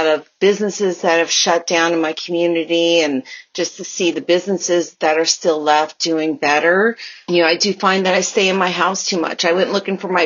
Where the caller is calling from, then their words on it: California, United States; I am calling from California